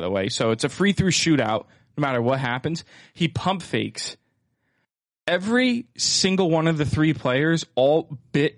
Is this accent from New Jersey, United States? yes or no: no; Easton, Pennsylvania, United States; Lafayette is in my hometown of Easton